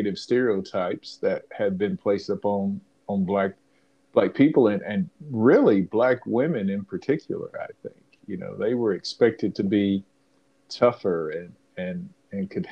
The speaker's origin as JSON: {"language": "English", "region": "South Georgia", "country": "United States", "tie": "born or raised there", "said": "I was born in 1969 in South Georgia"}